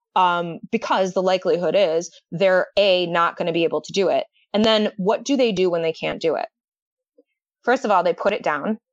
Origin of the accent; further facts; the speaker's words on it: Detroit, Michigan, United States; I grew up in the Detroit area, and I went to law school in, in Michigan